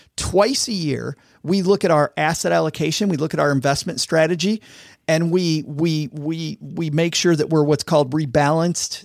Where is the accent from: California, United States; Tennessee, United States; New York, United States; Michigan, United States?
Michigan, United States; Southwest; I grew up in Southwest Michigan, which is farm country.